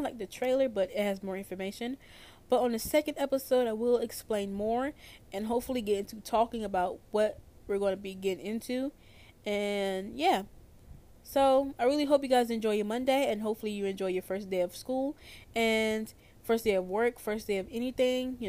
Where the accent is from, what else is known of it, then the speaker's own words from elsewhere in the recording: North Carolina, United States; So I'm 17 years old, and I'm from North Carolina.